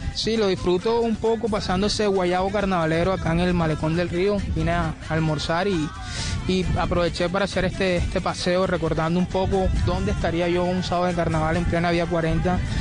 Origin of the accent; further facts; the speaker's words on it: Barranquilla, Atlántico, Colombia; el jolgorio que nos representa como barranquillero